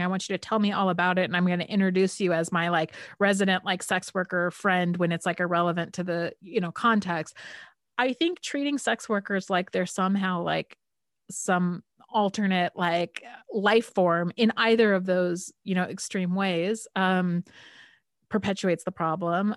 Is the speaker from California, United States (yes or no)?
yes; California, United States; I'm from California and I've kind of California hippie parents